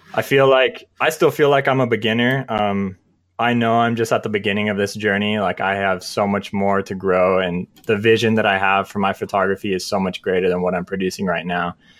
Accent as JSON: {"language": "English", "town": "San Diego", "region": "California", "country": "United States", "tie": "born or raised there", "moved": "as an adult", "lives_now": "Utah, United States", "said": "I grew up in San Diego, California, and I moved out here, uh, in twenty, twenty twelve"}